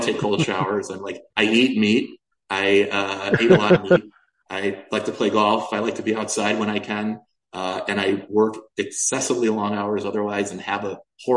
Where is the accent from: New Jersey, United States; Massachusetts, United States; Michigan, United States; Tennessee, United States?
Michigan, United States; Detroit; I grew up in Detroit